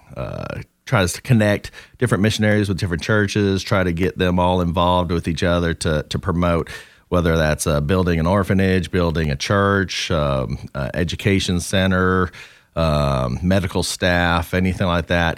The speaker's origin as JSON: {"language": "English", "region": "Southern California", "country": "United States", "tie": "born or raised there", "moved": "yes", "lives_now": "North Carolina, United States", "said": "growing up in Southern California and settling in North Carolina"}